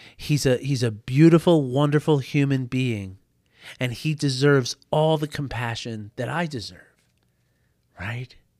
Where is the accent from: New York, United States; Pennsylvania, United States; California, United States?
New York, United States; New York City; I grew up in New York City